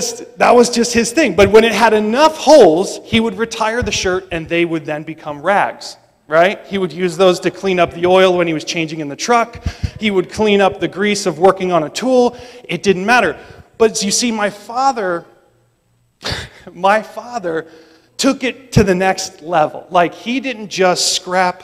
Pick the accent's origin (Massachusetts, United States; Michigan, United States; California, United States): Massachusetts, United States; just outside of Boston; I grew up just outside of Boston